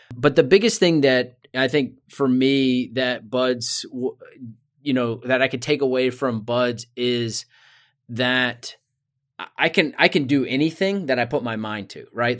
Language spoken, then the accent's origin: English; Richmond, Virginia, United States; I grew up in Richmond, Virginia, so not too far away from where I live now